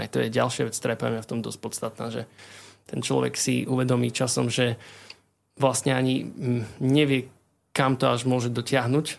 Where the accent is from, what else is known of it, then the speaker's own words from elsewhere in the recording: Košice, Košice Region, Slovakia; pochádzam vlastne z Košic. Um, narodil som sa v Košiciach, čiže v tom meste vlastne som celý život